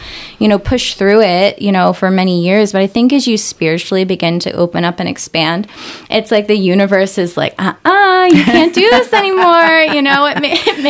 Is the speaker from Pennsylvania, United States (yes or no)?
yes; Northeast Pennsylvania, United States; moved away as an adult; also born or lived in New Jersey; I'm from Northeast PA, but I had moved out there when I turned 18 or so